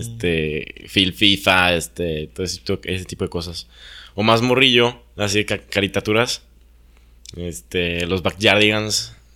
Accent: Mexico; yo no elegí ser mexicano

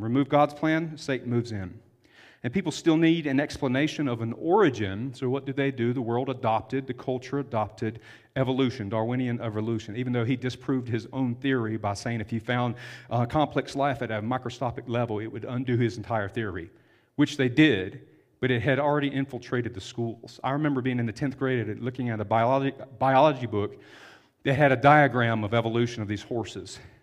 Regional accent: the South, United States; I'm from the South. We have a lot of septic tanks where we grew up, not city water.

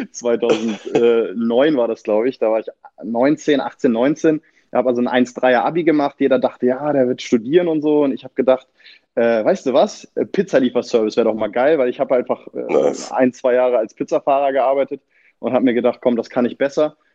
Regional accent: Achim, Lower Saxony, Germany; born there; ja, also ich bin in Achim bei Bremen geboren. Also ich zähle mich äh, nichtsdestotrotz als äh, Bremer Junge quasi

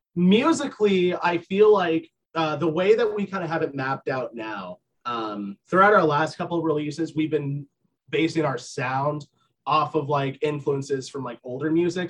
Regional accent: Vermont, United States; moved away as an adult; also born or lived in Boston; I grew up in Vermont

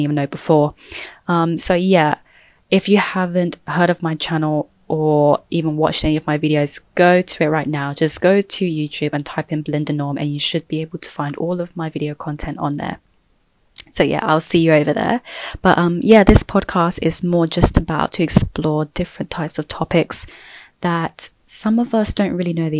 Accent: London, United Kingdom; also born or lived in Thailand; I was born and raised in London. I've never really lived anywhere else.

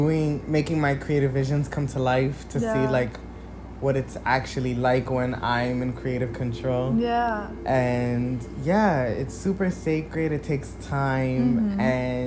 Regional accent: New York City, New York, United States; I'm a musician from New York City

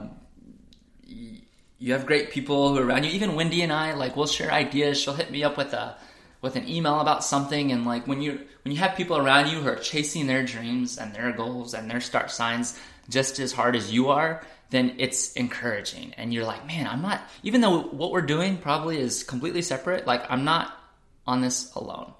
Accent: Crawford, Texas, United States; now in Austin, United States; I grew up in Crawford, small town, country

